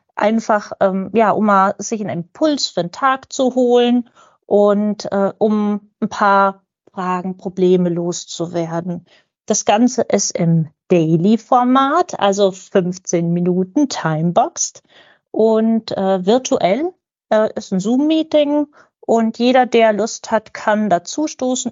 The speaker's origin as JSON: {"language": "German", "town": "Lübeck", "region": "Schleswig-Holstein", "country": "Germany", "said": "ich komme aus Lübeck"}